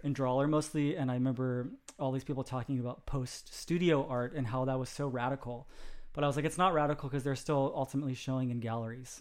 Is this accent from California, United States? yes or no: yes; Sacramento, California, United States; I was born in Sacramento, California